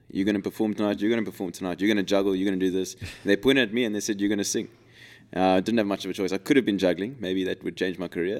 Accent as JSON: {"language": "English", "town": "Cape Town", "region": "Western Cape", "country": "South Africa", "said": "we're from Cape Town"}